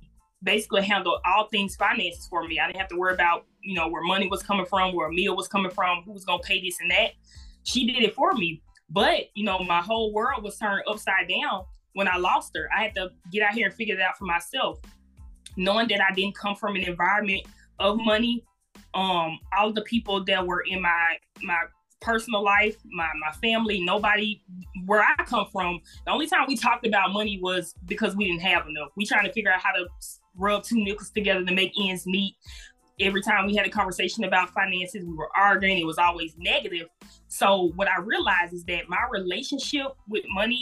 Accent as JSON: {"language": "English", "town": "Jackson", "region": "Mississippi", "country": "United States", "tie": "born or raised there", "moved": "as an adult", "lives_now": "Memphis, United States", "said": "I'm originally from Jackson, Mississippi. I'm a current resident of Memphis, Tennessee. I did attend Jackson State University. Murrah High School is the high school I came from."}